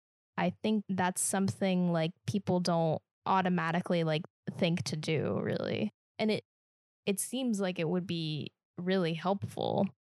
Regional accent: Midwest, United States; accent: Midwestern; I have a standard American accent, which is a real thing. But it's like, no, you don't actually. you have a Midwestern accent.

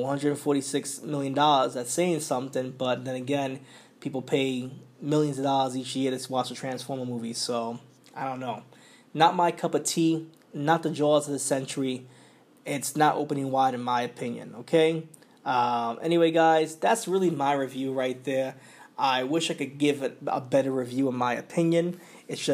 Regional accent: New York, United States; accent: New York; my New York accent

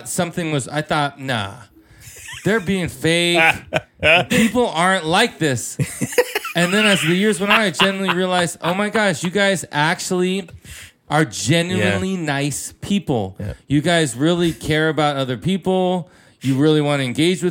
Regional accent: San Francisco Bay Area, California, United States; I grew up in the San Francisco Bay Area

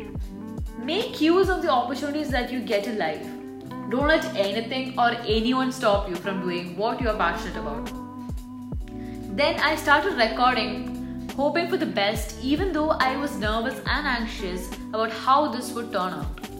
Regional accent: India; now in United Arab Emirates; I'm an Indian who resides in UAE

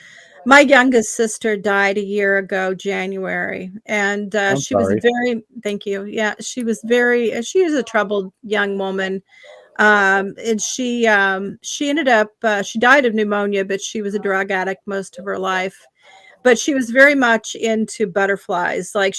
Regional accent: Indiana, United States; moved away as an adult; also born or lived in Massachusetts; I was in Massachusetts for 30 years before I moved back to Indiana, which is my home state

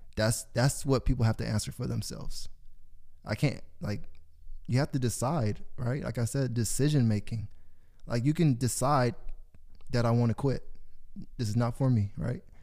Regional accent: Corona, United States; I grew up on a street in Corona called Taylor Avenue.

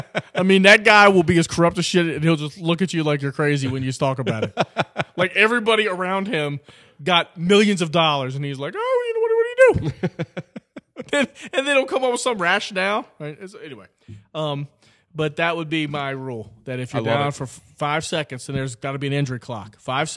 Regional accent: Wales, United Kingdom; Just because, well, I'm Welsh, but that's kind of like England.

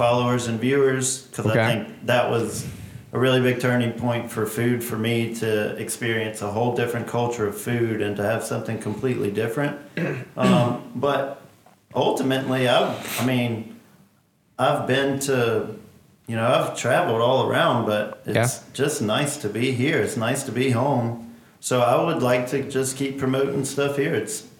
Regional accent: Augusta, Georgia, United States; Born and raised.

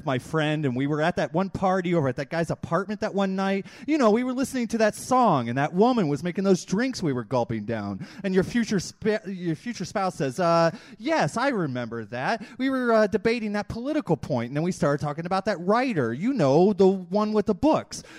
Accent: Chicago, Illinois, United States; I'm from Chicago

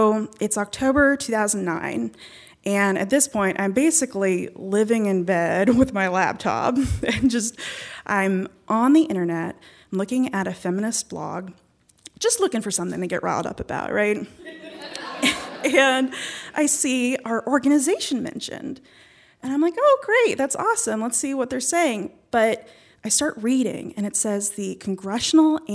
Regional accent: Charleston, West Virginia, United States; moved away as an adult; also born or lived in Whitesburg, Kentucky; now in Kentucky, United States; I was born and raised in Charleston

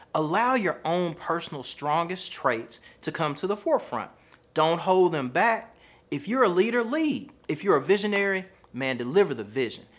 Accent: the South, United States; accent: Southern; I have a Southern accent, right? My accent is a part of who I am.

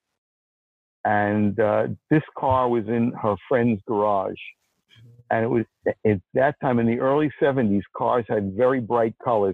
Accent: New York City, New York, United States; moved away as an adult; also born or lived in Chicago; I grew up in Brooklyn in an apartment

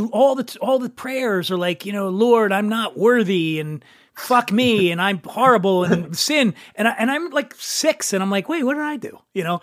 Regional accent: Philadelphia, Pennsylvania, United States; as a kid growing up in Philadelphia.

